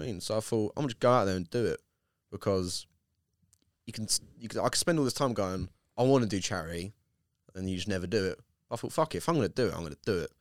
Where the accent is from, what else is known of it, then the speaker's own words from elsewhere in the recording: Bexleyheath, London, United Kingdom; I come from Beck's Eve